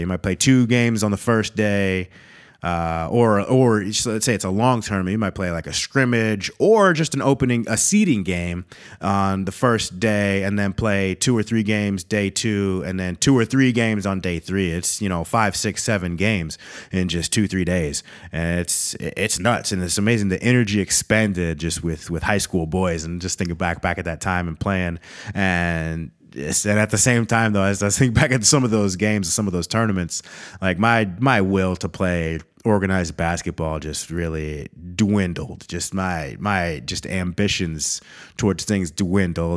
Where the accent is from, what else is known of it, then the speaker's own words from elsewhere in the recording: Eau Claire, Wisconsin, United States; also born or lived in Minnesota; I'm, I'm, I'm from Wisconsin. When it comes down to it, I, I claim Minnesota and Wisconsin